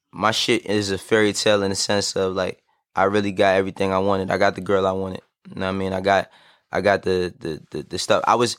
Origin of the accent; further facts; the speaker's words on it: New York City, New York, United States; also born or lived in Harlem; I'm from Harlem, but I am from the Bronx as well. I was born and raised in the Bronx, and then I moved to Harlem